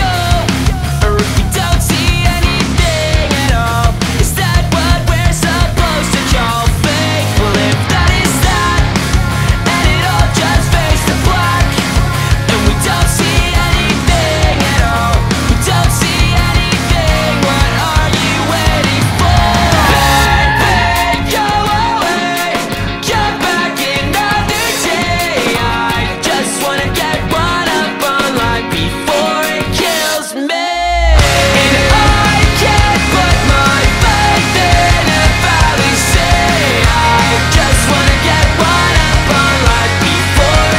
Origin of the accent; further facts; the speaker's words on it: Malaysia; as a Malaysian